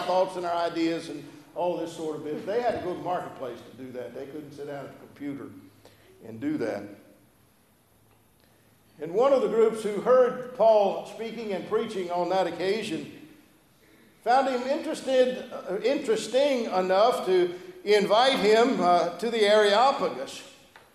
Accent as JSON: {"language": "English", "area": "Gulf of Mexico", "region": "Gulf Coast", "country": "United States", "tie": "born or raised there", "also_born_or_lived": "Louisiana", "moved": "yes", "lives_now": "Statesboro, United States", "said": "I grew up on Gulf of Mexico"}